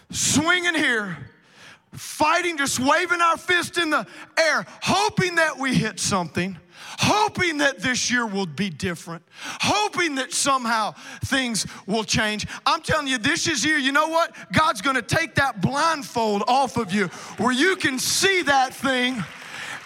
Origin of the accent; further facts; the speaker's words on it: South Louisiana, United States; moved away; I'm originally from South Louisiana, like Cajun